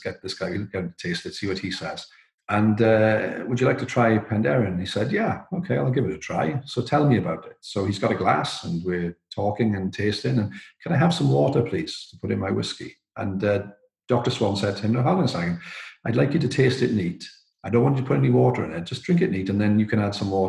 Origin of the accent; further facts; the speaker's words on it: Wales, United Kingdom; as a Welshman